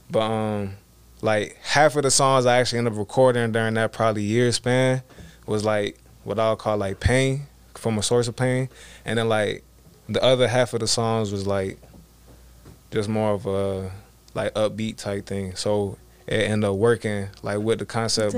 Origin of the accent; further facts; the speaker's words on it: Georgia, United States; I was born in Georgia, Wanda, Georgia